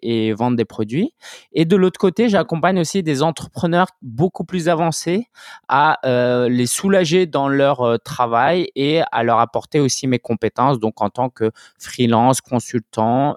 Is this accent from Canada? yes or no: no; France; je suis français d'origine chinoise